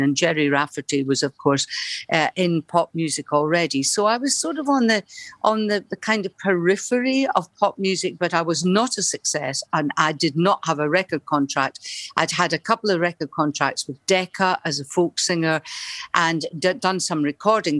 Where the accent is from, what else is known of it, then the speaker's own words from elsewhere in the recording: Dunfermline, Scotland, United Kingdom; moved away as an adult; also born or lived in Liverpool / London; At the Labour Exchange in Dunfermline